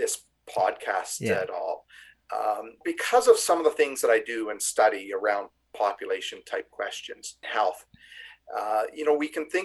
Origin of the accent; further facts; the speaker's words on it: Canada; as a Canadian